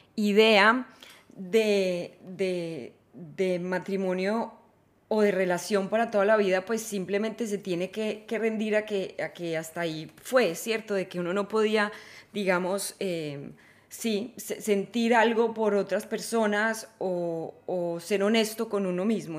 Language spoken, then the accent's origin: Spanish; Manizales, Caldas, Colombia; yo no nací en Ámsterdam, nací en Manizales, Colombia